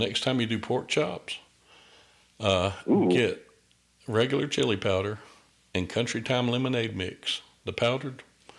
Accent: the South, United States; I'm from the South. I'm almost 300 pounds, but I don't really like salt a lot.

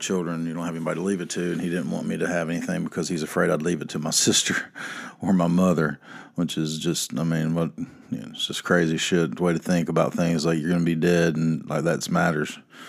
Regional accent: the South, United States; So in case you're wondering what it's like growing up in the South and being poor, this is it.

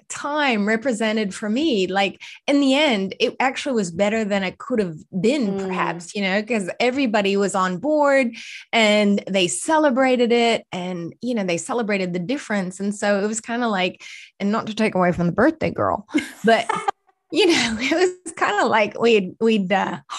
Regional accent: Boston, Massachusetts, United States; accent: Boston; now in Australia; that sounds a little bit like Boston. That's my Boston accent.

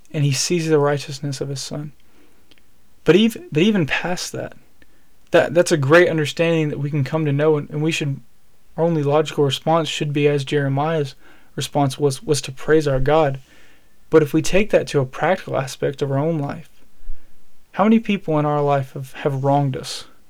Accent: Alabama, United States; I'm from Alabama and so we we we we eat good in the South

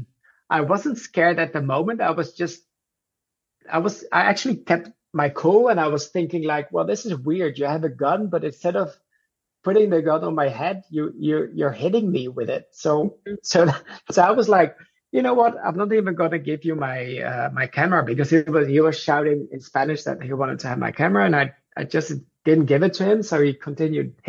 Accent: Netherlands; I'm from Netherlands.

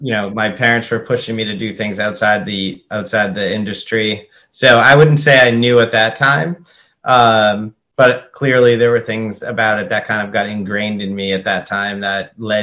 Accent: Pelham, New Hampshire, United States; also born or lived in Andover, United States; So I grew up in New England. So up until my parents lived in Lowell, moved to Pelham, New Hampshire when me and my sister were born, grew up there until about second grade and came to Andover.

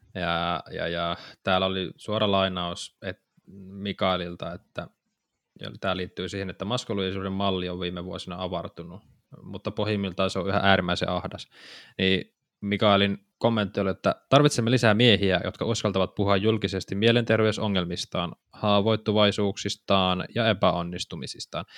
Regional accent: Savo, Finland; Nyt mä savolaisena täältä vaan huutelen sinne Pohjanmaan suuntaan.

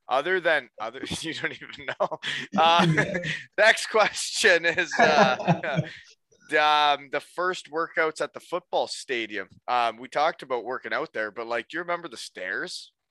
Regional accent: Ontario, Canada; And we're just from Ontario

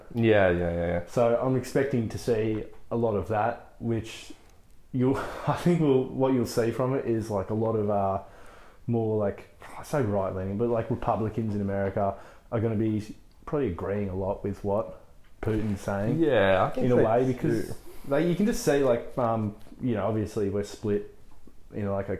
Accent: Australia; we're Australian

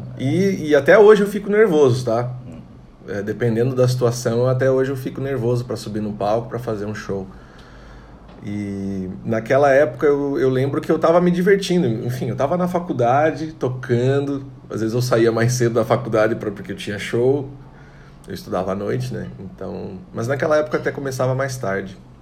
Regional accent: Tangará, Santa Catarina, Brazil; also born or lived in Chapecó / São José do Cedro / Pinheiro Preto / Joaçaba; now in Florianópolis, Brazil; Eu nasci em Tangará, Santa Catarina, uma cidade pequena, tem mais ou menos 10 mil habitantes.

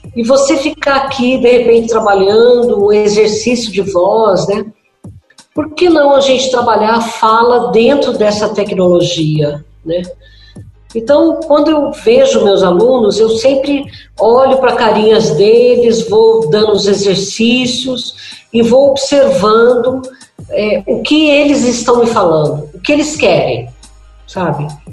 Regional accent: Minas Gerais, Brazil; quando eu era criança, né, em Minas Gerais

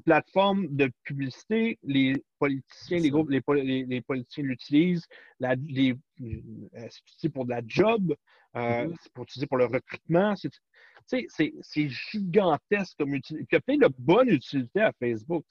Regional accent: Canada; chez nous, au Canada et aux États-Unis

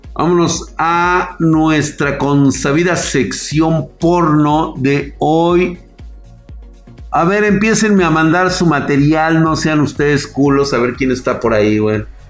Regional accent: Mexico; yo soy mexicano

